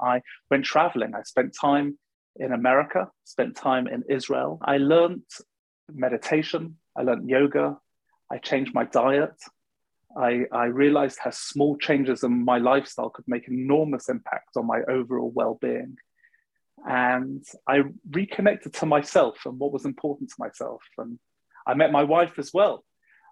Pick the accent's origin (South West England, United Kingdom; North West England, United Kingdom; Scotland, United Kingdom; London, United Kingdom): London, United Kingdom; I grew up in London and I went to university